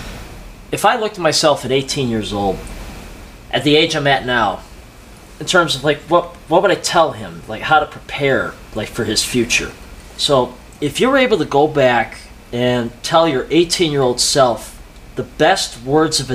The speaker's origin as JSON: {"language": "English", "town": "Buffalo", "region": "New York", "country": "United States", "moved": "as an adult", "said": "I moved out here about 8 months ago. And I'm from Buffalo, New York"}